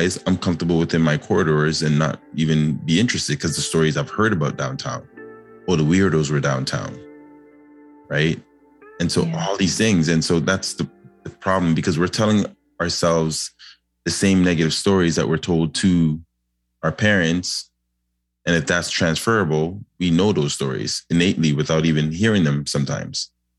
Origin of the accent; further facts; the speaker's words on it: Toronto, Ontario, Canada; I grew up in Lawrence Heights